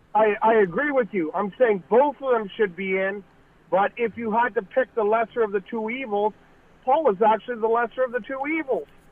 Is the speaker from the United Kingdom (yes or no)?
no; St. Catharines, Ontario, Canada; I grew up in Port Dalhousie and lived there when all this was going on